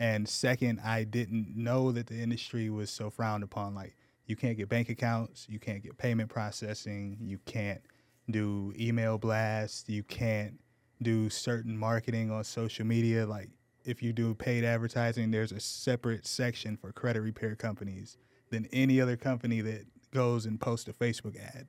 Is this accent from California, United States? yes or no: yes; Menifee, California, United States; born or raised there; moved away as an adult; also born or lived in Ohio; now in San Antonio, United States